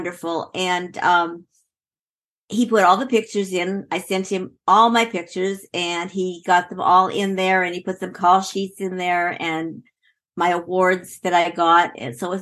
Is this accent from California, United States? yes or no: yes; Los Angeles, California, United States; I grew up in Los Angeles, California